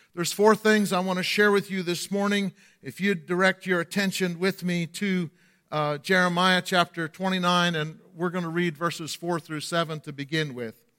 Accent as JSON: {"language": "English", "region": "the North", "country": "United States", "also_born_or_lived": "Lakeland, Florida", "accent": "Yankee", "moved": "as an adult", "said": "I was from the north"}